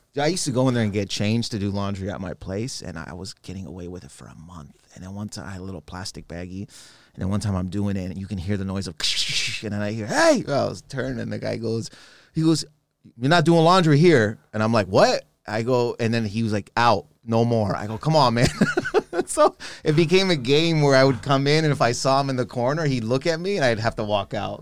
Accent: Canada; I'm not from Toronto originally

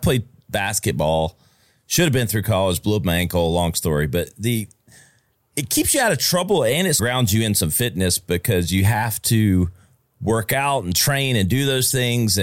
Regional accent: Greenville, South Carolina, United States; I'm in G Vegas. And if you don't know what that is, it's Greenville, South Carolina, one of the fastest growing small cities in America.

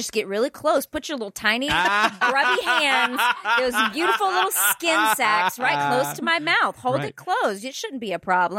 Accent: East Texas, United States; I'm from East Texas

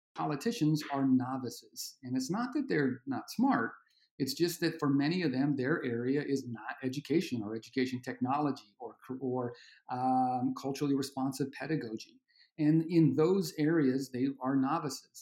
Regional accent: Arizona, United States; I'm from Arizona, born and raised

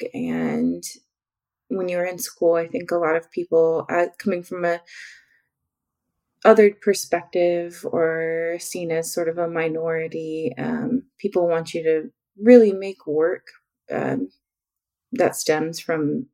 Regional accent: Oklahoma, United States; I come from Oklahoma, all over in many rural city, rural towns all over Oklahoma.

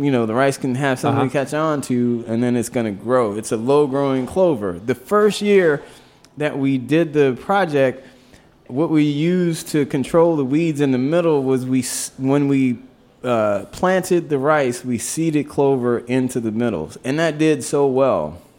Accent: the South, United States; I grew up in the South

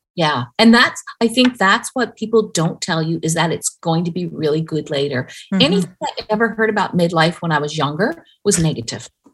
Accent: Newfoundland and Labrador, Canada; I grew up in Newfoundland.

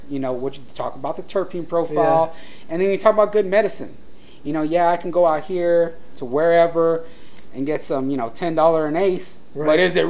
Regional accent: San Diego, California, United States; being born and raised in San Diego

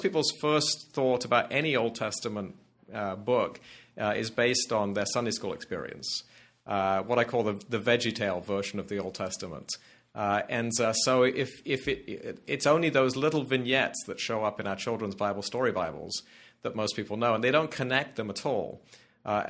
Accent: England, United Kingdom; moved away as an adult; also born or lived in Scotland / Edinburgh / Glasgow / Aberdeen; now in United States; I was born in exile in England. I'm from a Scottish family. Grew up in exile and then went back home to university in Edinburgh

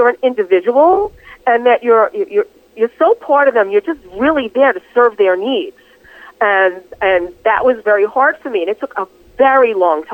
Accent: New York City, New York, United States; also born or lived in Bronx, New York; I grew up in Astoria, Queens, and I lived there, for all of pretty much my entire childhood. I was really born in the Bronx, but we moved when I was three

